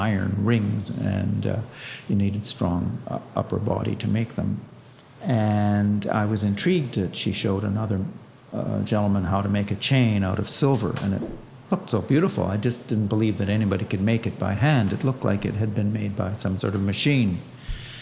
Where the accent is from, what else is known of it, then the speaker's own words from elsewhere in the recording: Ottawa, Ontario, Canada; also born or lived in Canadian Prairies; I was raised on the prairies